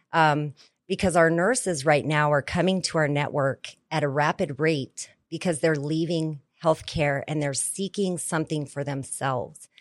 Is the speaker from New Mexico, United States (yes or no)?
yes; New Mexico, United States; I was born and raised in New Mexico in the Four Corners area.